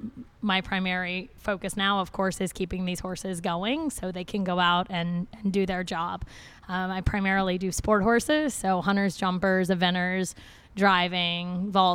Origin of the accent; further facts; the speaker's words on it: Charleston, South Carolina, United States; now in Kentucky, United States; I grew up pony clubbing. I'm from Charleston, South Carolina.